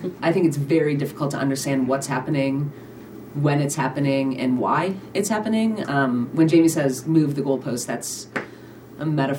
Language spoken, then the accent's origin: English; Cleveland, Ohio, United States; now in Helena, United States; Growing up in Cleveland made me resilient